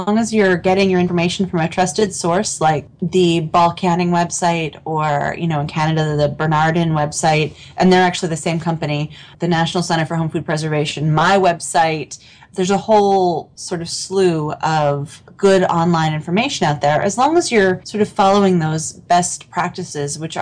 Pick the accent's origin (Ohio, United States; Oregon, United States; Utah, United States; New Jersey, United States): Oregon, United States; Portland; I grew up in Portland, Oregon